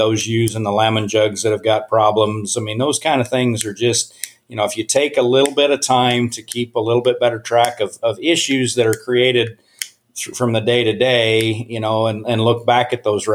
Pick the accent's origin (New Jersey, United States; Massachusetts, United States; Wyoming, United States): Wyoming, United States; Laramie; moved away as an adult; also born or lived in College Station, Texas; now in Wisconsin, United States; So I grew up in Laramie, Wyoming, basically lived on the research farm there.